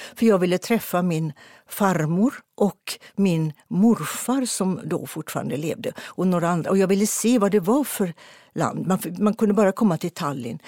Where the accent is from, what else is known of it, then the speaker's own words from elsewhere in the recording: Partille, Västra Götaland, Sweden; utanför Partille där jag växte upp